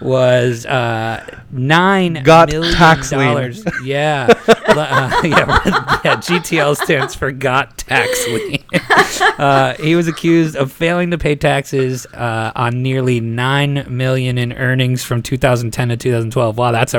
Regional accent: New Jersey, United States; in honor of my home state, New Jersey

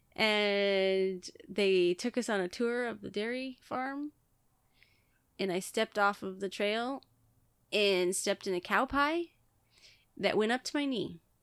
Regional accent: Billings, Montana, United States; moved away; I was born in Billings, which is the biggest city

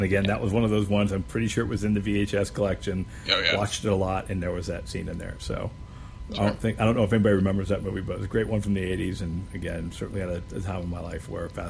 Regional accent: Erie, Pennsylvania, United States; a boy growing up in Erie and in a Polish family

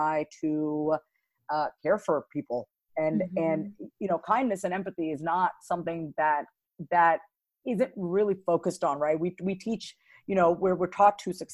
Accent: Long Island, New York, United States; I was born and raised on Long Island, New York

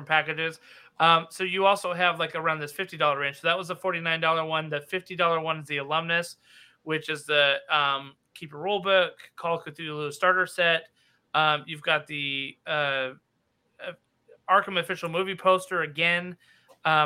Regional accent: Nevada, United States; I'm from Nevada, by the way, and the Old West is kind of in my bones.

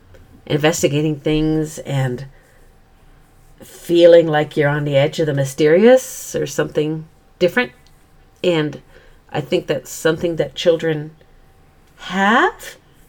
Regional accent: South Dakota, United States; We both grew up in fairly ruralish or free areas at a time point when children ran free, right? Yeah. I certainly was, because I'm from South Dakota

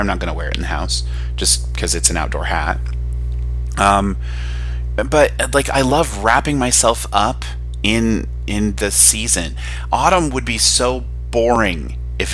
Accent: Nevada, United States; I'm from Nevada, and our like holiday, Nevada Day, is on Halloween. And I went to school at a school where our colors were black and orange

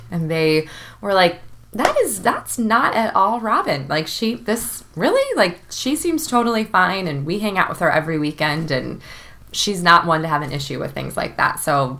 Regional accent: Chicago, Illinois, United States; I go to Miami, and I'm from Chicago, and all of my friends and their boyfriends immediately did not like him.

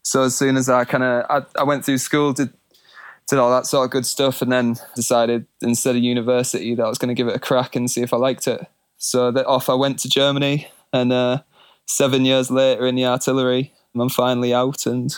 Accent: Scotland, United Kingdom; also born or lived in England; And so I was born in England, grew up in Scotland. I'm the youngest of two older brothers and an older sister.

